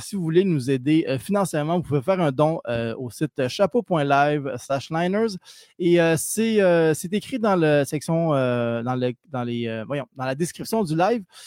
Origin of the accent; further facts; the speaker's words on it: Quebec, Canada; au Québec, on est québécois et on est fier